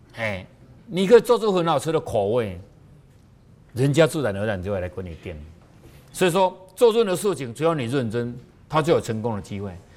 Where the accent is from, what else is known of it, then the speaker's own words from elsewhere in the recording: Taiwan; 我们台湾话